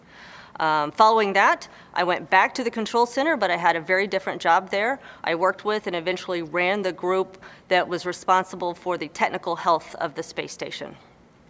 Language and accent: English; Houston, Texas, United States; growing up in Houston